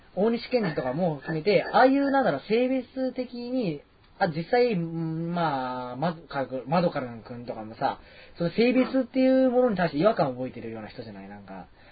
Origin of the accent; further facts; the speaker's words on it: Kurashiki, Okayama, Japan; now in Osaka, Japan; 岡山の倉敷で僕8年間住んでた